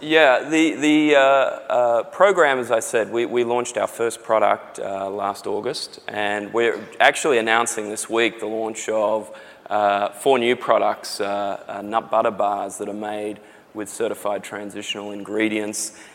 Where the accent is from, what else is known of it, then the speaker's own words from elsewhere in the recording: Australia; accent: Australian; now in San Diego, United States; from my accent, you can probably tell I'm Australian.